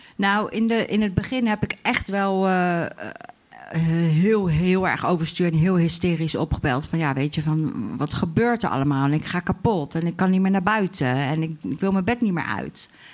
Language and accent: Dutch; Delft, South Holland, Netherlands; ik ben geboren in Delft in 1977